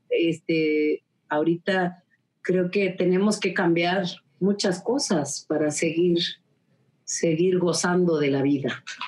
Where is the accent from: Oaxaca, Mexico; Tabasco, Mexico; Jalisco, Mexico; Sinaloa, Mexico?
Oaxaca, Mexico; nosotros como oaxaqueños